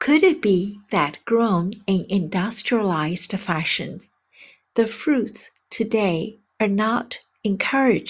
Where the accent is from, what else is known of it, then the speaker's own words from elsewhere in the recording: China; now in United States; my hometown in China